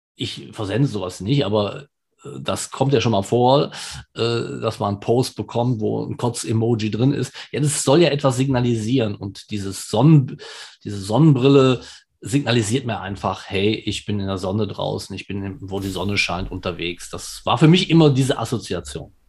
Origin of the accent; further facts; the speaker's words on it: Germany; Ich bin zwar in Deutschland geboren und auch hier zu Hause